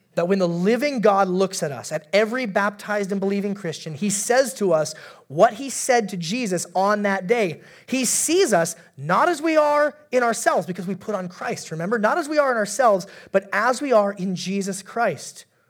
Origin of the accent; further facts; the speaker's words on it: Alaska, United States; moved away; I'm from Alaska originally.